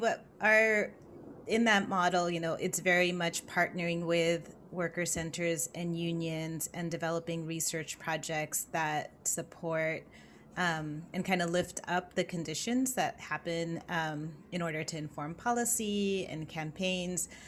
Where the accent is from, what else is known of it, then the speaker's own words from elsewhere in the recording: Los Angeles, California, United States; moved away as an adult; also born or lived in San Francisco Bay Area / New York; I grew up in Los Angeles.